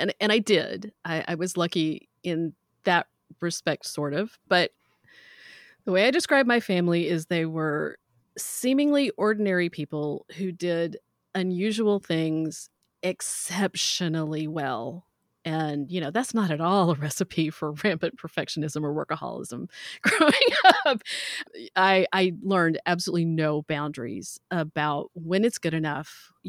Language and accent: English; the South, United States; So I grew up in the South. I don't have near as much of an accent as my grandparents all did.